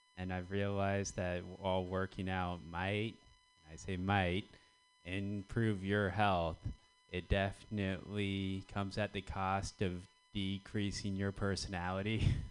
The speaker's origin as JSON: {"language": "English", "country": "United States", "said": "I'm American"}